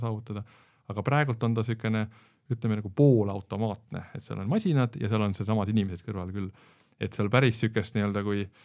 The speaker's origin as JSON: {"language": "Estonian", "country": "Estonia", "said": "kõik oleme eestlased, Eesti patrioodid"}